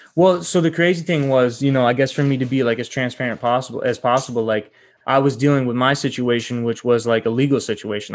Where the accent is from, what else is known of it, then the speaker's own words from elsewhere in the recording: Rochester, New York, United States; now in Los Angeles, United States; I'm originally from Rochester, New York